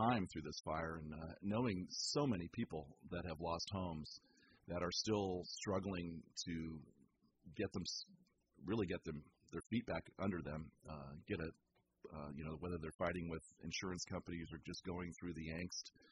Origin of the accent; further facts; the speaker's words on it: San Francisco, California, United States; moved away as an adult; now in Petaluma, United States; I was born and raised in San Francisco.